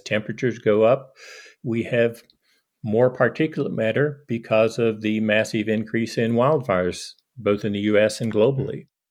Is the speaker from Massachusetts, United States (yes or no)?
no; eastern Kentucky, United States; moved away as an adult; now in Hardin, United States; I grew up in eastern Kentucky, not Appalachia, but the, the foothills of Appalachia